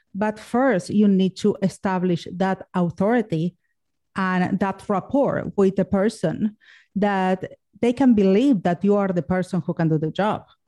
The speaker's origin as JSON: {"language": "English", "country": "Argentina", "moved": "yes", "said": "I'm from Argentina and ergo the sexy accent."}